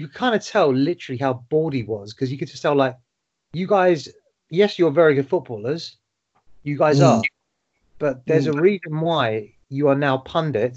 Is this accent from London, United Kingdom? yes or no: yes; London, United Kingdom; I'm from Tottenham